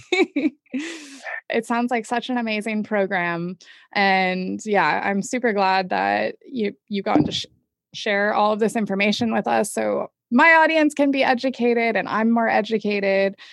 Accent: Manhattan Beach, California, United States; I'm actually from Manhattan Beach, so I got I've got some LA connections as well

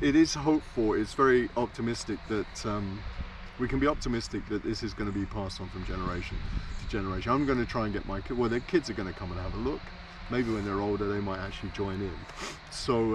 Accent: London, United Kingdom; moved away as an adult; also born or lived in Caribbean; now in Kuortane, Finland; the exotic son-in-law from London and the Caribbean

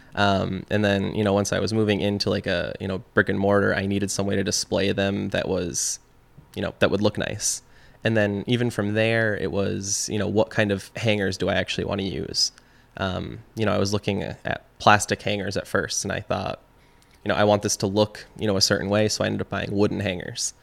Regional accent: Chazy, New York, United States; also born or lived in Plattsburgh, New York / Burlington, Vermont; I am, uh, originally from Shazy, New York. Um, so, you know, I grew up in Shazy

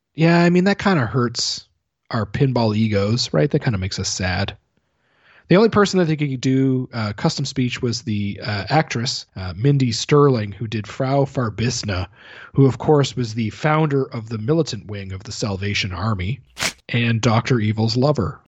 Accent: Canada; I'm Canadian

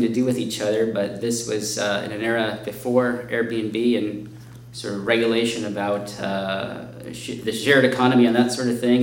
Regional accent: Chicago, Illinois, United States; my hometown

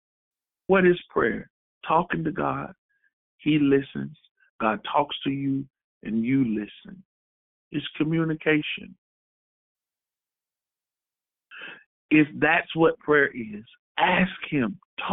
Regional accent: Florida, United States; I'm from Florida

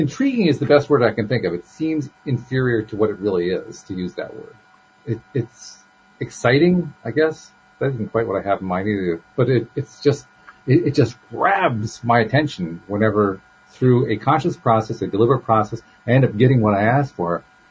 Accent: United States; I'm a real live nephew of my Uncle Sam

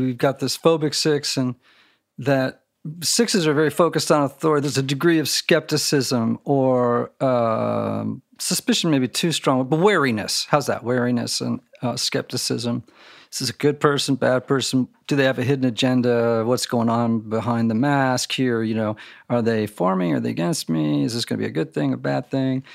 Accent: Connecticut, United States; I grew up in Connecticut

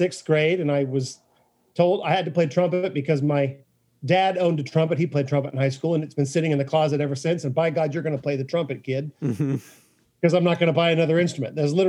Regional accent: DeFuniak Springs, Florida, United States; born or raised there

